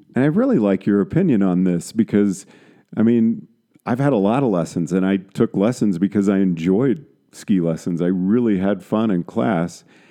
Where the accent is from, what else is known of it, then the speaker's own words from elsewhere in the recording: San Antonio, Texas, United States; moved away; I grew up in San Antonio, Texas